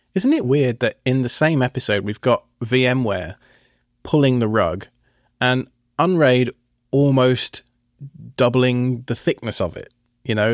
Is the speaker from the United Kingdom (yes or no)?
yes; United Kingdom; I'm British.